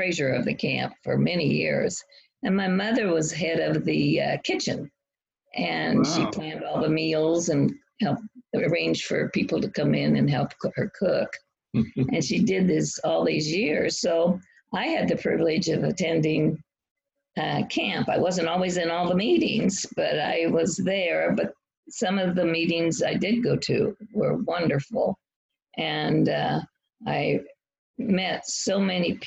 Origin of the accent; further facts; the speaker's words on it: North Platte, Nebraska, United States; moved away as an adult; now in Maryland, United States; I grew up in North Platte, Nebraska